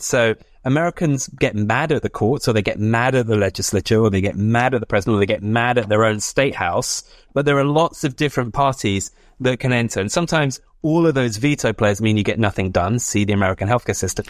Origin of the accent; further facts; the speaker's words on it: Oxford, South East England, United Kingdom; moved away; also born or lived in United States; my hometown of, of Oxford